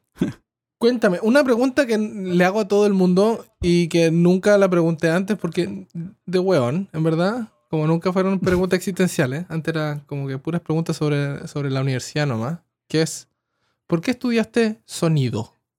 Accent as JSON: {"language": "Spanish", "town": "Coyhaique", "region": "Aysén", "country": "Chile", "said": "soy de pueblo, de Coyhaique"}